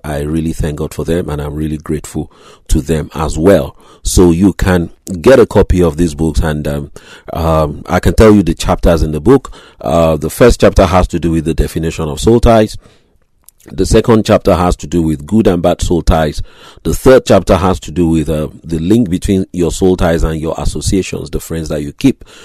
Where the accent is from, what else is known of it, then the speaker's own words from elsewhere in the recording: Grays, East of England, United Kingdom; my hometown, Grays, Essex